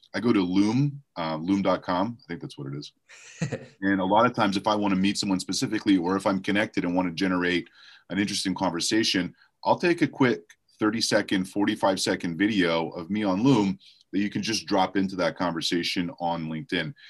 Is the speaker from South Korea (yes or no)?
no; Montreal, Quebec, Canada; moved away; I was born and raised in Montreal, Canada.